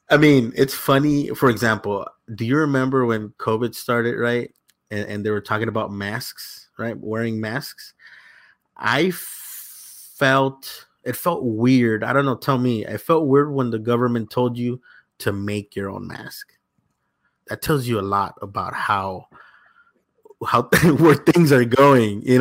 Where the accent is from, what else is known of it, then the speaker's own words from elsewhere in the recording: El Salvador; moved away; I grew up in Salvador for a little bit